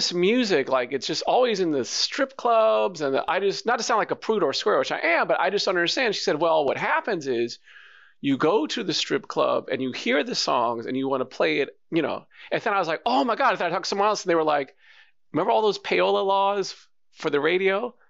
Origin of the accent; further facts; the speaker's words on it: New York, United States; But I'm from New York